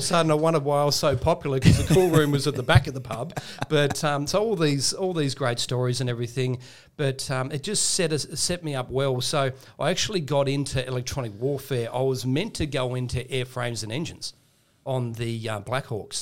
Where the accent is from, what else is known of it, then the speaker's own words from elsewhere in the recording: Tasmania, Australia; I grew up in Tasmania